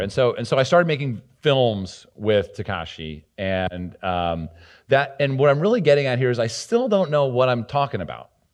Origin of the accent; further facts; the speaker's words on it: New Jersey, United States; moved away; also born or lived in New York City; I was from New Jersey